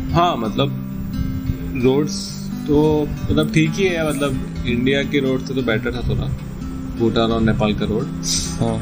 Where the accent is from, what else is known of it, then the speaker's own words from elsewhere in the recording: Uttarakhand, India; अब मैं ज़िंदगी में उत्तराखंड से बाहर आया नहीं था